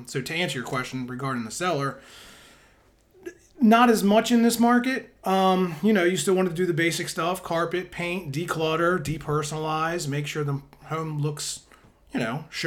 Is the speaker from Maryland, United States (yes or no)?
yes; Southern Maryland, United States; also born or lived in Prince George's County, Maryland / Anne Arundel County, Maryland; I'm from Maryland, from Southern Maryland. I was born in Calvert County.